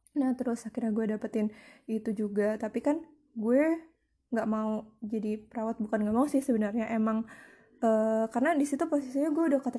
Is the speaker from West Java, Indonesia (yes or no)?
yes; Bekasi, West Java, Indonesia; also born or lived in Jakarta; gue lahir di Jakarta. Sebelumnya itu terus gue pindah tahun 90 atau 9 atau 2000 gitu ya aku lupa itu ke Bekasi nah jadi sekolah gue itu yang pasti awal TK itu di Bekasi